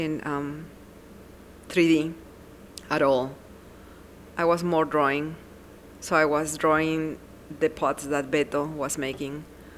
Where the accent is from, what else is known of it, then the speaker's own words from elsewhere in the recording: Arequipa, Peru; moved away; Growing up in Peru was super interesting because I am the last one.